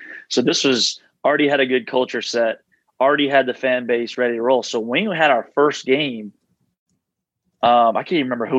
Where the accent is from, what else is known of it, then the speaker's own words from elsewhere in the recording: Southeast, United States; I'm kind of more of the Southeast guy, being in the Southeast, growing up in the Southeast, being at Wofford, all that stuff.